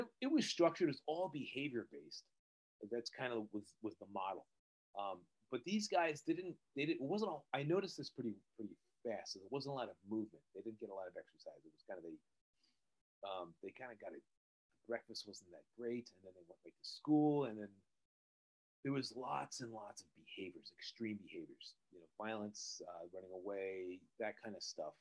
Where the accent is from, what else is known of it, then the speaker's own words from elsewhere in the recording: New Jersey, United States; also born or lived in Pennsylvania; I'm from New Jersey. I live right outside New York City